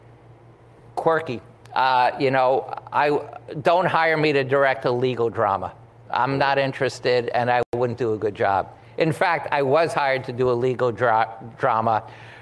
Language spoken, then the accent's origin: English; New York City, New York, United States; growing up in Washington Heights